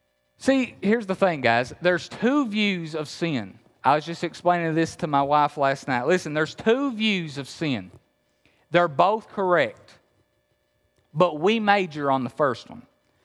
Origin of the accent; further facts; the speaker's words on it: Appalachia, United States; remember, I'm from Appalachia.